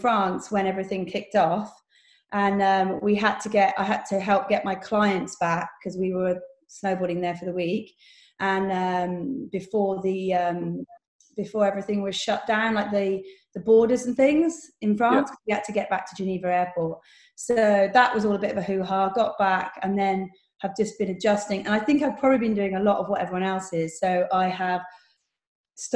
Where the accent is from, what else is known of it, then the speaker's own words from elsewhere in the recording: Bristol, South West England, United Kingdom; I'm from Bristol